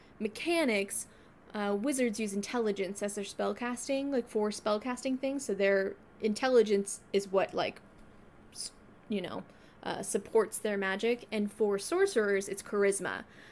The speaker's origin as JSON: {"language": "English", "region": "New Jersey", "country": "United States", "said": "I'm sorry. I'm just from Jersey."}